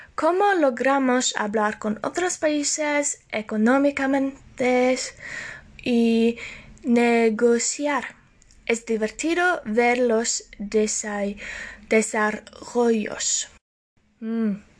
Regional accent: Norway; Spanish is a second language; Aunque soy de Noruega

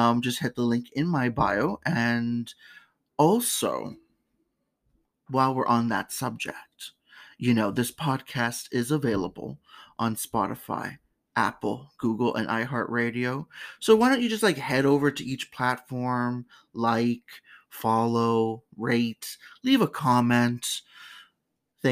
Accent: Canada; my home country

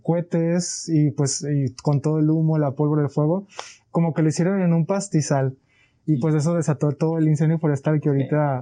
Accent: Colima, Mexico; Soy de aquí de Colima

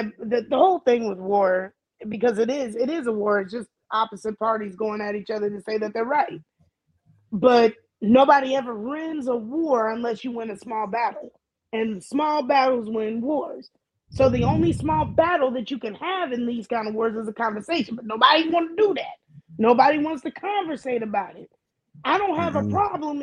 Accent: Hawaii, United States; first language Hawaiian; English is a second language; as a Hawaiian person who believes in two-spiritedness

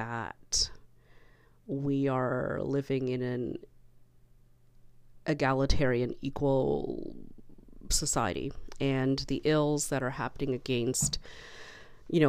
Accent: Canada; as a Canadian

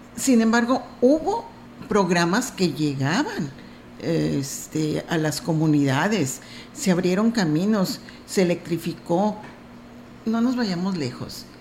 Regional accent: Mexico; orgullosos como mexicanos

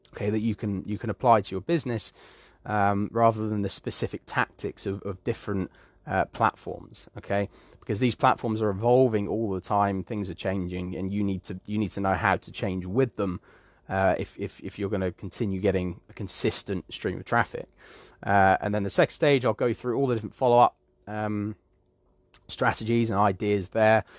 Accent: United Kingdom; I do come from the UK, and I am British

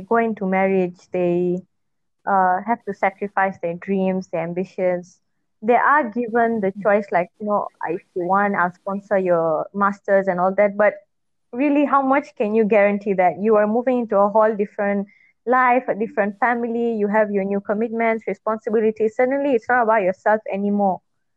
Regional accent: Malaysia; moved away as an adult; also born or lived in United Kingdom

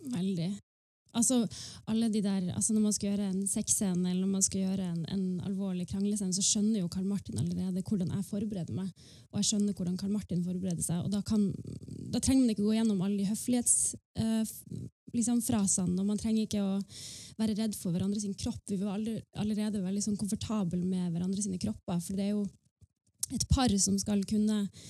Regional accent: Northern Norway, Norway; jeg representerer jo på en måte det nordnorske

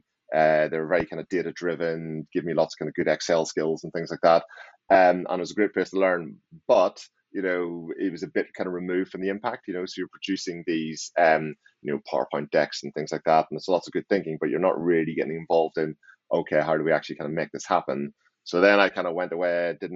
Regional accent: Northern Ireland, United Kingdom; now in Maidenhead, United Kingdom; So I'm originally from Northern Ireland and I live in, just outside London in Maidenhead

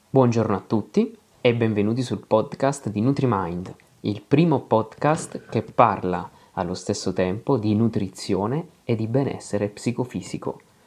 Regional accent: Apulia, Italy; Io sono pugliese

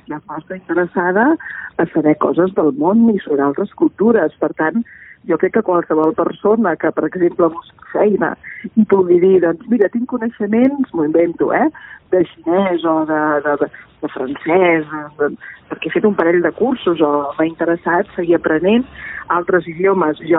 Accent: Catalonia, Spain; first language Catalan; doncs jo puc conèixer la meva llengua materna, que és

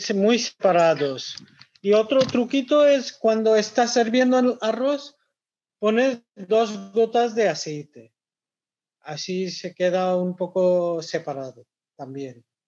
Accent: Kolkata, West Bengal, India; Spanish is a second language; now in Spain; Yo, yo soy de Calcuta

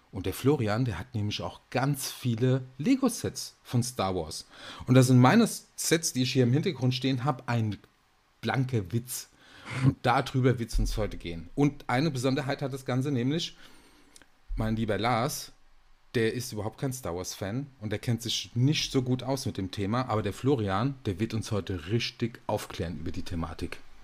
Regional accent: Aschaffenburg, Bavaria, Germany; Es ist bitterkalt in Aschaffenburg, da wo ich herkomme.

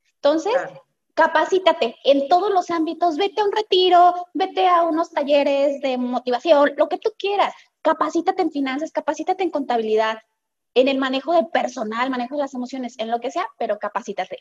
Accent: Guadalajara, Jalisco, Mexico; yo soy de Guadalajara, Jalisco

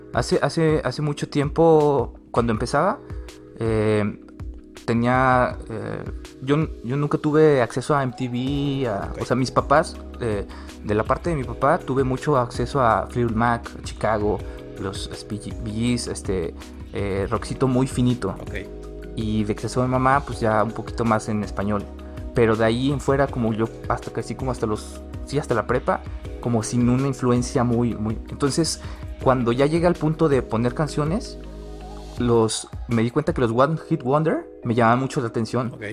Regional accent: San Luis Potosí, Mexico; yo soy yo orgullosísimamente potosino

